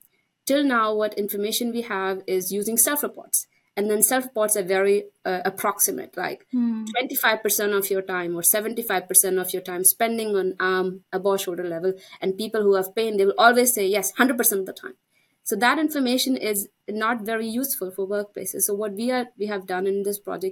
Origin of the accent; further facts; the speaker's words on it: India; moved away; I'm Indian. That's my home country.